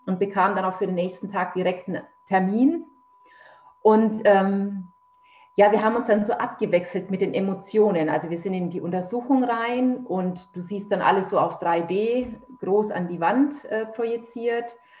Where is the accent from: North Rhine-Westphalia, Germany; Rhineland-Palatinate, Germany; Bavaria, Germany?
Bavaria, Germany; Nuremberg; now in Lower Saxony, Germany; ich komme ursprünglich aus Nürnberg, lebe jetzt aber hier in Niedersachsen